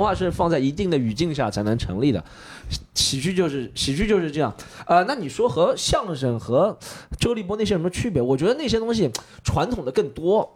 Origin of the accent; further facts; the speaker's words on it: Shanghai, China; 我作为一个上海人